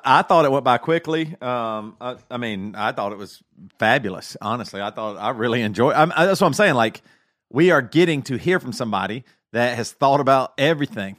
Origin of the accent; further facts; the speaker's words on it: South Carolina, United States; moved away; I'm from South Carolina. All my family's in South Carolina, huge red state, very big Trump supporters. I have moved away.